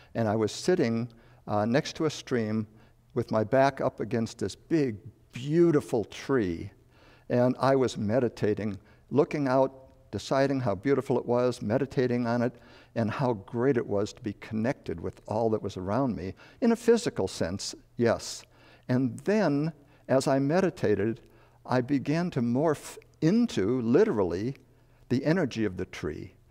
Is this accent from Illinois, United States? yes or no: yes; Chicago, Illinois, United States; born or raised there; moved away as an adult; also born or lived in Madison, Wisconsin